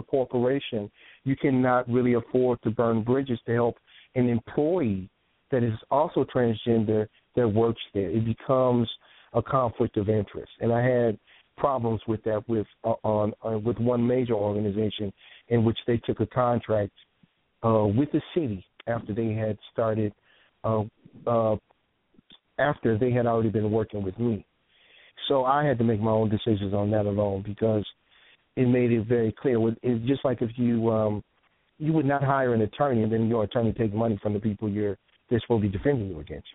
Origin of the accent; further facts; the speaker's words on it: Chicago, Illinois, United States; also born or lived in San Francisco; now in California, United States; I'm from Chicago. I came up in private schools